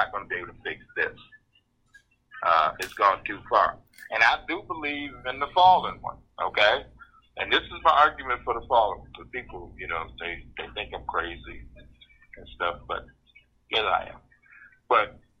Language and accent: English; Detroit, Michigan, United States; I grew up to schools in Detroit